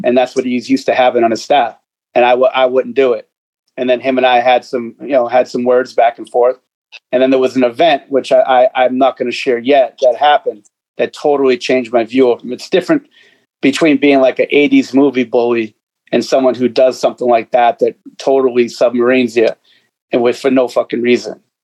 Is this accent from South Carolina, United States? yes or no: no; Boston, Massachusetts, United States; I grew up in Boston, state of Massachusetts